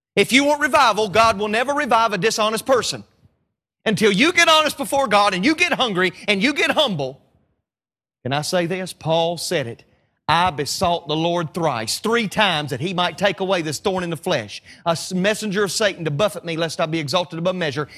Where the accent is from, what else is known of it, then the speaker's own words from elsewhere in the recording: the South, Southern United States, United States; accent: Southern; you talk about South, you think my accent's funny